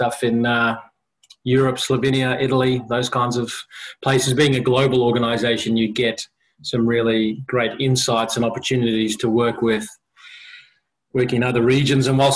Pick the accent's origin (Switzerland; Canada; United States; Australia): Australia; also born or lived in South Africa / Sydney, Australia / Brisbane, Australia; Grew up in Sydney, came to Brisbane, and we came to Chapel Hill on that side of town, went to school at Brisbane Boys College, BBC